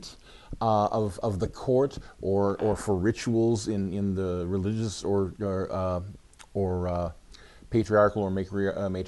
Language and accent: English; Ann Arbor, Michigan, United States; I am from Ann Arbor, Michigan. I've been living there for most of the last 35 years